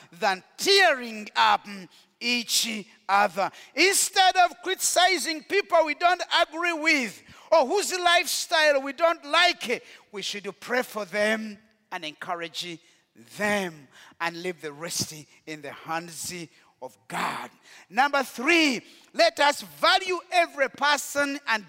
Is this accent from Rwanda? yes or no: yes; Rwanda; moved away; In Rwanda, we know what it means to be dehumanized